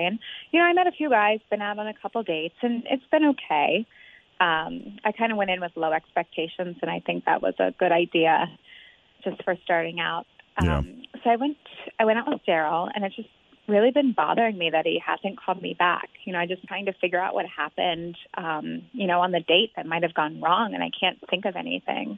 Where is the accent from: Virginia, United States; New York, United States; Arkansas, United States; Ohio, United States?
Ohio, United States; Cincinnati; We're both from the West Side. We both love the Bengals and the Reds, and we both graduated with degrees in marketing from UC.